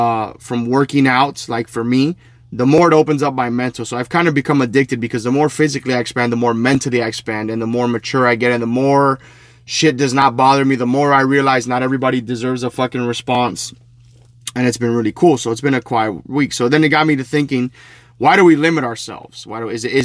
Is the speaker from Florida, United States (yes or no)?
yes; Hialeah, Florida, United States; in front of a park called Bright Park where I grew up in Hialeah.